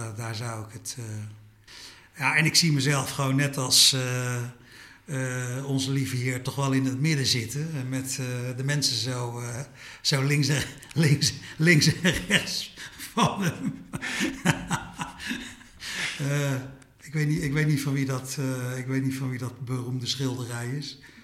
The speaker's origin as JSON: {"language": "Dutch", "country": "Suriname", "tie": "born or raised there", "moved": "yes", "lives_now": "Netherlands", "said": "Ik ben in Suriname geboren"}